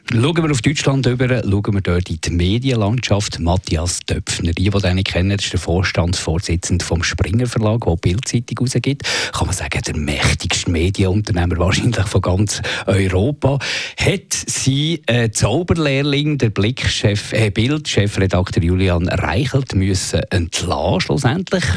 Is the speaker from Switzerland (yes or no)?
yes; Switzerland; bei uns in der Schweiz